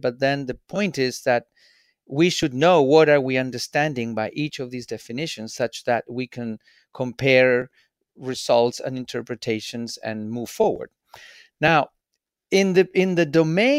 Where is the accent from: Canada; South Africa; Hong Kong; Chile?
Chile; Santiago, Santiago Metropolitan Region; moved away as an adult; also born or lived in Japan / Switzerland; I'm originally from Chile. I was born in Santiago. And as a kid, I lived 3.5 years in Japan when my dad was working in Japan